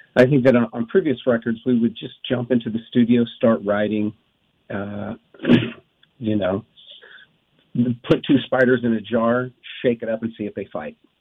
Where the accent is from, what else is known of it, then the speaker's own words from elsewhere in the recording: Wrightwood, California, United States; I grew up in the in the woods, just you know, just three miles from there, where I grew up in Wrightwood, California.